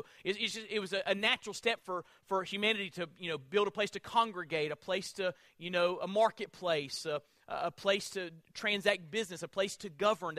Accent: Florida, United States; I'm from Florida

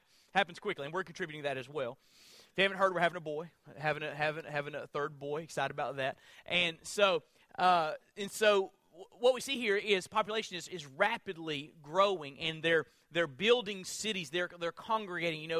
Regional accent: Florida, United States; I'm from Florida

